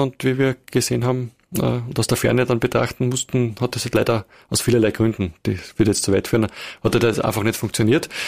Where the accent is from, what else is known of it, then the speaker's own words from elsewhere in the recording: Wiener Neustadt, Lower Austria, Austria; moved away as an adult; also born or lived in Burgenland / Vienna; now in Carinthia, Austria; bin dann aber in Wiener Neustadt aufgewachsen, äh, die meiste Zeit